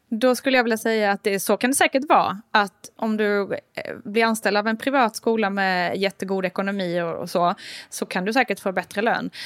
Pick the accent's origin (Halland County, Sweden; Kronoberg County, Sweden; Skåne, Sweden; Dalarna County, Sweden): Kronoberg County, Sweden; Älmhult; now in Stockholm, Sweden; där jag är uppvuxen till exempel, Älmhults kommun